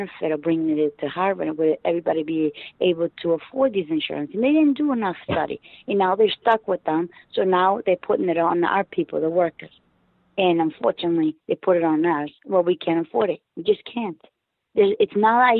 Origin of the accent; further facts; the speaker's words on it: Portugal; now in United States; in Portugal, where I'm from.